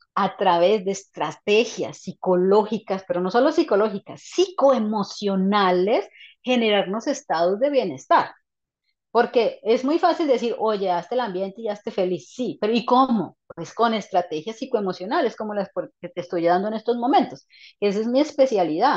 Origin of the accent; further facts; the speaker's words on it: Colombia; moved away as an adult; no estar en mi país